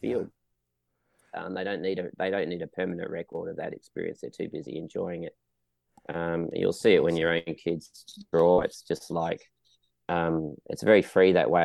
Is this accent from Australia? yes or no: yes; Western Australia, Australia; now in Melbourne, Australia; I'm originally from Western Australia